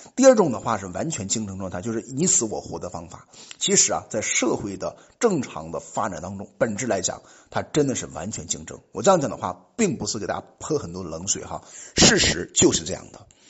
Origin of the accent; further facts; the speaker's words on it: China; 我们作为中国人本土国人